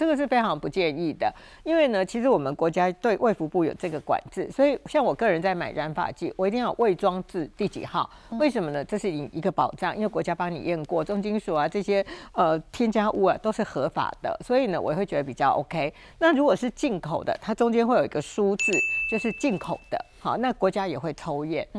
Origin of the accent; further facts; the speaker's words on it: Taiwan; 我常讲哈，我们台湾人很喜欢叫人摊休假